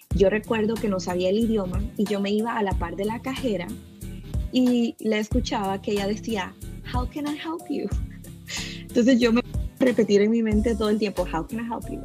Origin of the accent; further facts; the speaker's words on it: El Salvador; now in Virginia, United States; soy de El Salvador. Eh, vengo de un país, como sabemos todos, muy pobre.